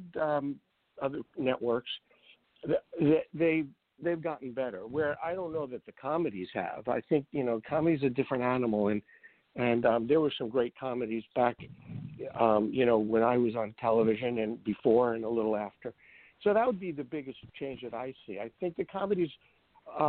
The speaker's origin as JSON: {"language": "English", "town": "New York City", "region": "New York", "country": "United States", "tie": "born or raised there", "said": "I grew up in Brooklyn"}